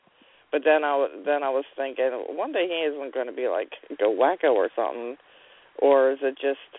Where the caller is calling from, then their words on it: Pennsylvania, United States; I'm Pennsylvania.